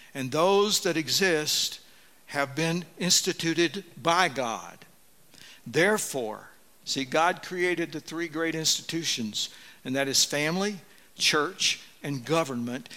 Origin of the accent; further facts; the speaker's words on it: Deep South, United States; moved away; I grew up in the Deep South